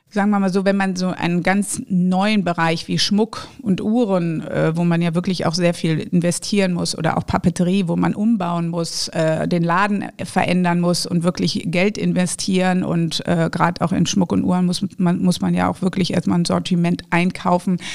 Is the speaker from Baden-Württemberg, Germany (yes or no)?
no; Düsseldorf, North Rhine-Westphalia, Germany; Die ersten sieben Jahre meines Lebens habe ich auf der Kö gelebt, was ich seit 20 Jahren wieder tue